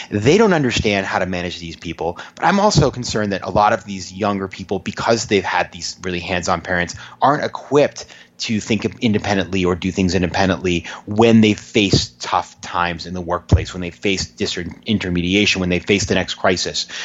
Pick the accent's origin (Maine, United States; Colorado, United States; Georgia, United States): Maine, United States; a small town in Maine, about 20,000 people